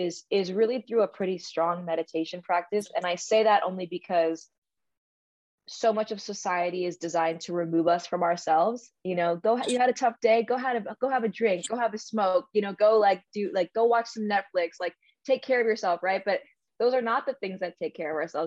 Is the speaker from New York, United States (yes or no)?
yes; New York City, New York, United States; I grew up in New York City. I had two fairly traditional Indian parents